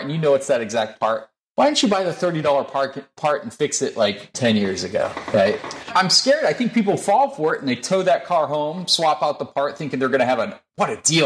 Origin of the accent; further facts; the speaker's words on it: Northeast, United States; now in Bay Area, California, United States; I grew up in the Northeast